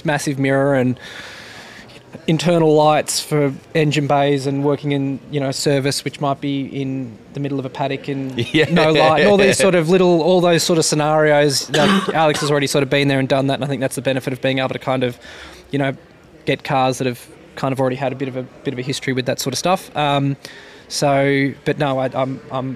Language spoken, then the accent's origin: English; Tamworth, New South Wales, Australia; moved away; I'm a from Tamworth, New South Wales. I'm a country boy